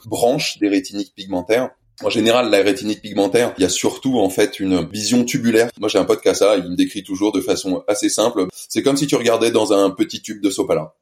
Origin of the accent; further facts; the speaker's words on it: Paris, Île-de-France, France; moved away as an adult; also born or lived in l'île (unspecified island); je suis né sur Paris et j'ai fait toutes mes études sur Paris